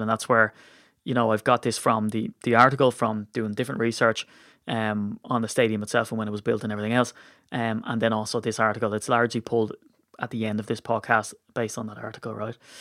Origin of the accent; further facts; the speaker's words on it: Ireland; as an Irishman